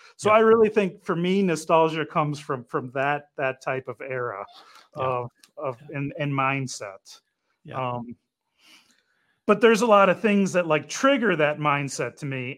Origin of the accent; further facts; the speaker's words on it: Detroit, Michigan, United States; I'm from Detroit